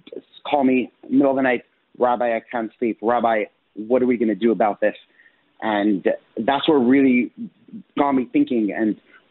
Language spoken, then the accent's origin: English; Israel; now in Buffalo, United States; I'm an Israeli citizen. I was born in Israel